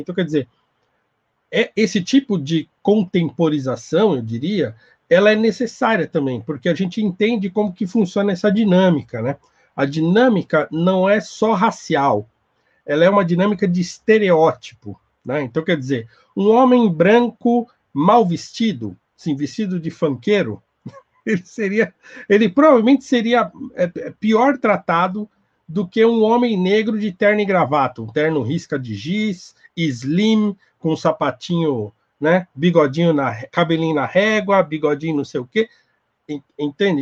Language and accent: Portuguese; Brazil; todos nós enquanto brasileiros